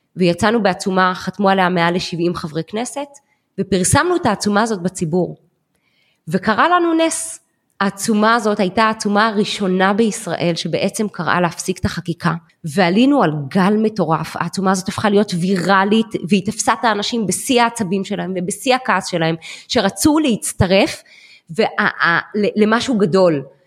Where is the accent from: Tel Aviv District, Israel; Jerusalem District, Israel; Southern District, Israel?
Jerusalem District, Israel; Jerusalem; moved away as an adult; now in Herzliya, Israel; ירושלמית במקור. כל חיי חייתי וגדלתי בירושלים